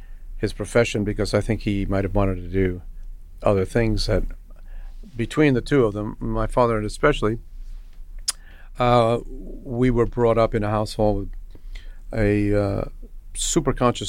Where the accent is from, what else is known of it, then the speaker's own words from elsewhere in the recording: New York City, New York, United States; we grew up in Queens